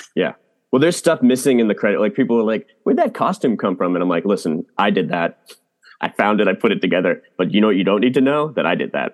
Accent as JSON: {"language": "English", "region": "Massachusetts", "country": "United States", "moved": "yes", "said": "I'm also from Massachusetts"}